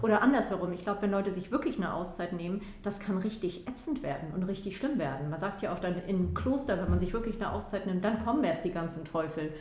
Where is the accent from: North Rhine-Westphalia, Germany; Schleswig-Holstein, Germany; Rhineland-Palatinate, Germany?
Schleswig-Holstein, Germany; Flensburg; da, wo ich herkomme, äh, also ich komme von der flensburgischen, äh, also von der deutsch-dänischen Grenze aus Flensburg